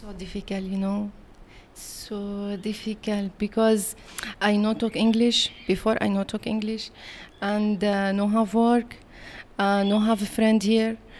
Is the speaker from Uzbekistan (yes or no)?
no; Syria; English is a second language; moved away as an adult; also born or lived in Palestine; now in Kuala Lumpur, Malaysia; I'm born in Syria and, uh, learn in Syria.